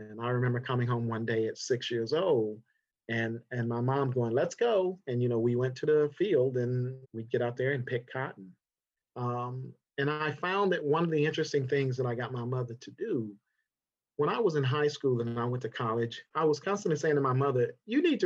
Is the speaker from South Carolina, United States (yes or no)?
yes; South Carolina, United States; now in Los Angeles, United States; I'm from South Carolina originally. I was born there in 1962 in August